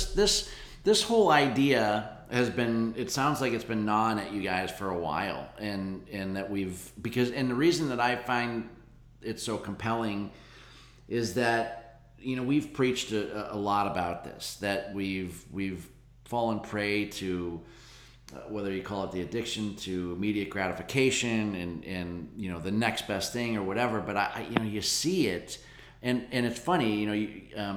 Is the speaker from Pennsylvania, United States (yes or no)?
yes; Erie, Pennsylvania, United States; moved away as an adult; also born or lived in San Francisco / Los Angeles / Atlanta; now in Pittsburgh, United States; I grew up in Erie, Pennsylvania